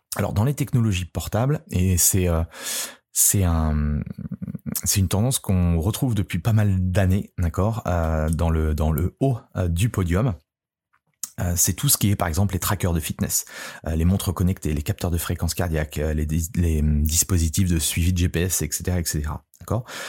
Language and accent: French; France; chez nous, en France